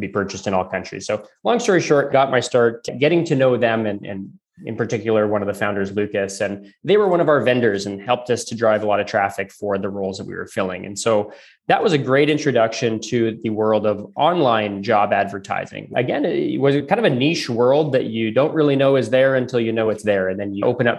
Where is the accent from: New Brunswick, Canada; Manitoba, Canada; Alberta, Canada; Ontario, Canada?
Alberta, Canada; Calgary; moved away; So I'm originally from Calgary, so from out west of Canada